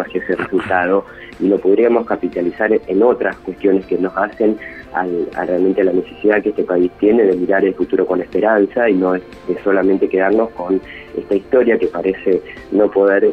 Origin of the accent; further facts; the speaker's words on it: Argentina; lo hermoso que es ser argentino